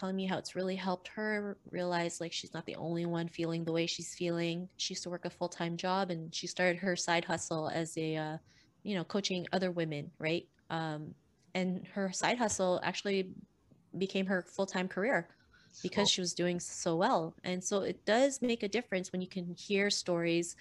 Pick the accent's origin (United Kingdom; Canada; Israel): Canada; also born or lived in Philippines; I was born in the Philippines and moved to Canada when I was 7. Growing up in Canada as an Asian kid